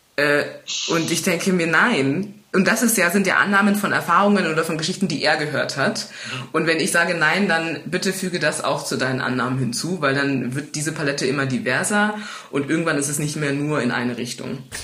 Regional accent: Munich, Bavaria, Germany; woher kommst du? Und wenn ich sage aus München

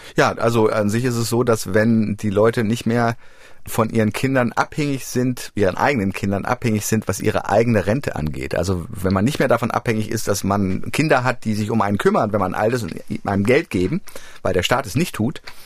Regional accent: Frankfurt, Hesse, Germany; moved away; ich komme ja ursprünglich aus Frankfurt, aus dem Frankfurter Raum.

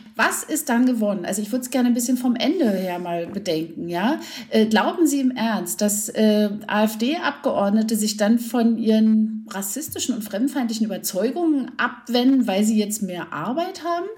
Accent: East Germany, Germany; also born or lived in Berlin; wir kommen aus der DDR

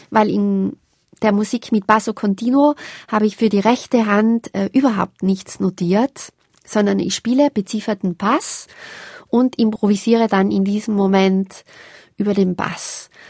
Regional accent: Tyrol, Austria; Das ist was, was mich jetzt als Tirolerin natürlich auch fasziniert.

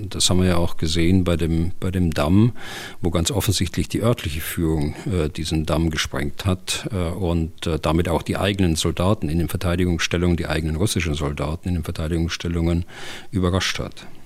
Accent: Hannover, Lower Saxony, Germany; Ich komme aus der Region Hannover.

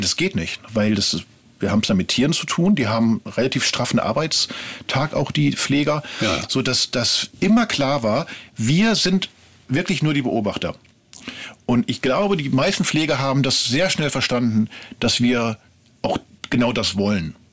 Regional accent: Ruhr area, North Rhine-Westphalia, Germany; now in Berlin, Germany; Ich komme ursprünglich aus dem Ruhrgebiet

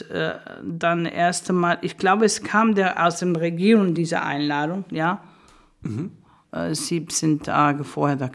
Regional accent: Spain; German is a second language; dass wir groß geworden sind in Spanien, in der Zeit von Franco, es war eine Diktatur

